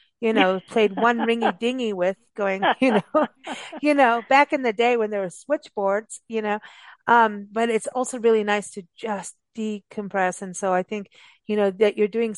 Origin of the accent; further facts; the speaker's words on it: Southern California, United States; moved away; I am from Southern California originally